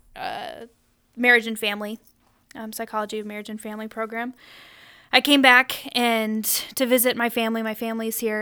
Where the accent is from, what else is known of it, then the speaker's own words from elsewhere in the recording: Sioux Falls, South Dakota, United States; I'm from Sioux Falls